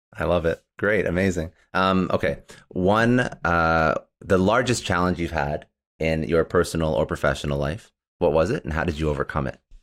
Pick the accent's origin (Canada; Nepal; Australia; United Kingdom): Canada; now in United States; I'm actually Canadian